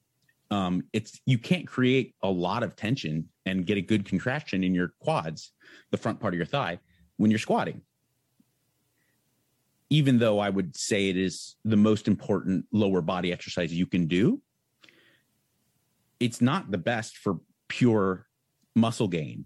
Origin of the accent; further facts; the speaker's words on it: San Marino, California, United States; Went to Brignoli's Fitness in Pasadena, California, because I grew up in San Marino.